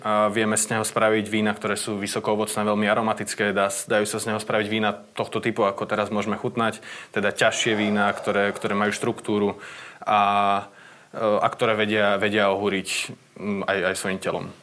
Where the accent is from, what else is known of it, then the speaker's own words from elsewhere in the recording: Čataj, Bratislava Region, Slovakia; also born or lived in Podmanín (family ancestry); my brigantovci tu z Čataja, a pochádzame z Podmanina